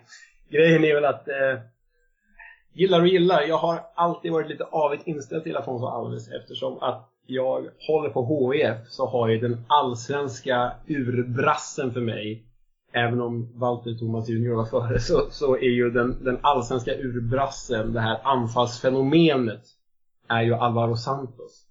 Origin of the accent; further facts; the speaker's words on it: Täby, Stockholm County, Sweden; now in Solna, Sweden; jag kommer från eh, Stockholmsförorten Täby och jag bor i, jag vet inte om man får säga förort om det för då blir folk sura, men jag bor i, i Solna